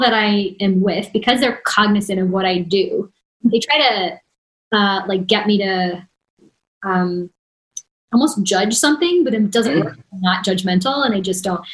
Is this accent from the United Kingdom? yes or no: no; Canada